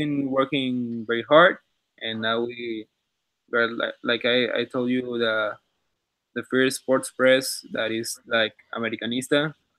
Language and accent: English; Mexico; English is a second language; moved away as an adult; now in Madrid, Spain; I'm from Mexico. I'm studying only in Madrid.